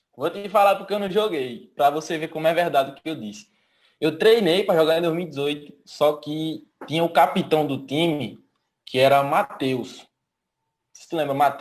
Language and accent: Portuguese; Lagoa Grande, Pernambuco, Brazil; now in Petrolina, Brazil; minha terra, que eu sou do Lagoa Grande.